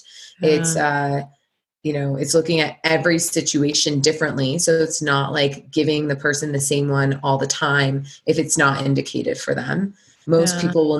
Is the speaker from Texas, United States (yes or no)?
no; Santa Monica, California, United States; moved away; also born or lived in New York City; I grew up in LA in Santa Monica